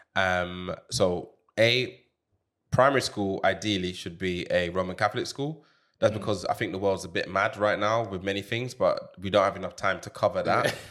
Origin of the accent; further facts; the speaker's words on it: Jamaica; moved away; I grew up in Jamaica